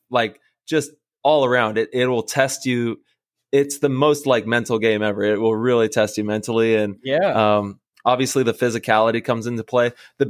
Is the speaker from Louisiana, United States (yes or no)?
no; Modesto, California, United States; Shout out to Oakdale, bud. I grew up in Modesto and Oakdale was the city right next.